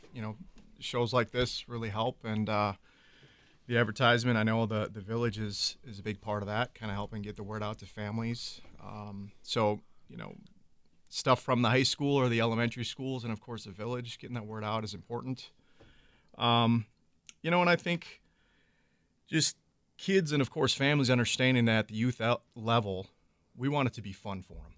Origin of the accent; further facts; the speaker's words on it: Minocqua, Wisconsin, United States; I grew up in the northern part of the state, so Lakeland High School, it's a unified high school up north.